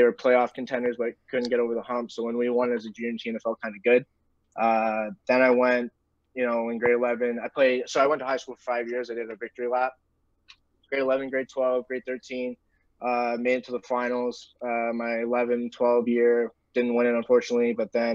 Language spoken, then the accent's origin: English; Burlington, Ontario, Canada; I'm from Burlington. High school's called Lester B. Pearson